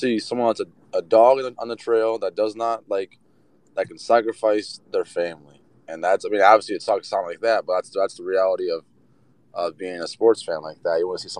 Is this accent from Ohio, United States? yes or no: yes; Ohio, United States; I'm from Ohio